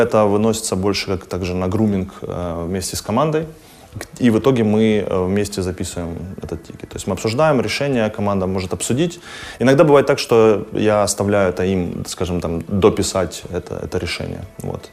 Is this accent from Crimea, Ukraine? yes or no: no; Kharkiv, Kharkiv Oblast, Ukraine; also born or lived in Finland; now in Berlin, Germany; я родился в Харькове